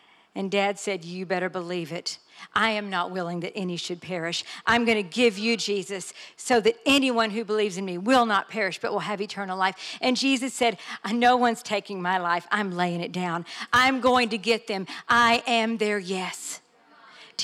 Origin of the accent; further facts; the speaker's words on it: Texas, United States; I am just Texan